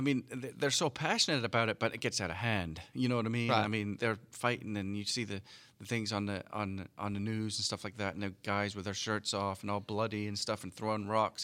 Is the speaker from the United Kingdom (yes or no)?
yes; United Kingdom; moved away; British kids growing up.